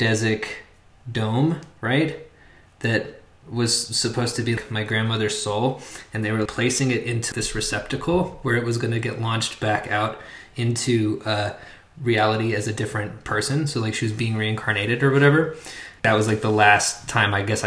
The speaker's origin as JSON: {"language": "English", "region": "Oklahoma", "country": "United States", "tie": "born or raised there", "said": "I was growing up in Oklahoma"}